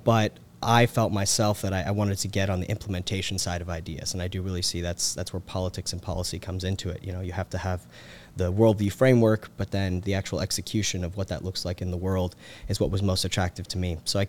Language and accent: English; Carrollton, Georgia, United States; I'm originally from Carrollton, Georgia. So grew up in kind of the heart of Teen Pact country, where it was founded by Tim Eccles.